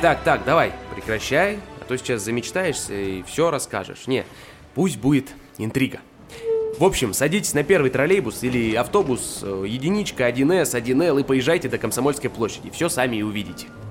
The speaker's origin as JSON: {"language": "Russian", "region": "Khabarovsk Krai", "country": "Russia", "said": "мне очень нравится Хабаровск, наш регион"}